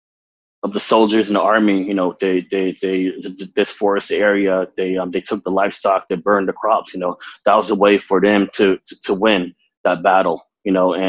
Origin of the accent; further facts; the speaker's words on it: Arizona, United States; also born or lived in Phoenix, Arizona; now in Twin Cities, Minnesota, United States; coming from the Navajo Nation and residing here in the Twin Cities